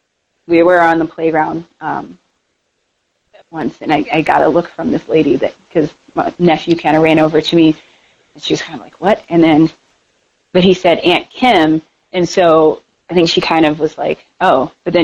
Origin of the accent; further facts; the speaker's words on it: Denver, Colorado, United States; so where are you from? And I said, Denver?